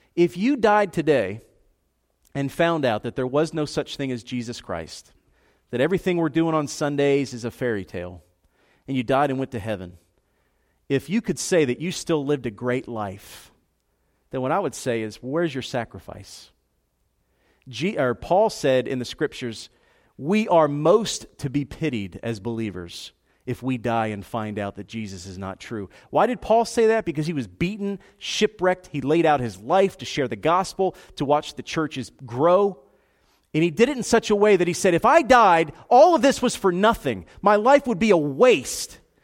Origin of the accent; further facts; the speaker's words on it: Philadelphia, Pennsylvania, United States; moved away as an adult; also born or lived in South Georgia; where I grew up in Philadelphia